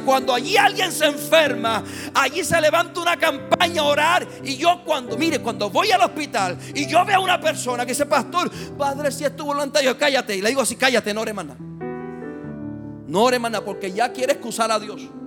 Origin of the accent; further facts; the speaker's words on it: Puerto Rico; soy puertorriqueño de la calvita esta que está aquí hasta la planta de los pies